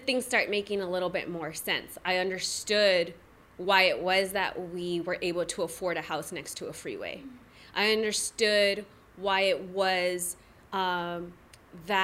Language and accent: English; National City, California, United States; I'm from National City, born and raised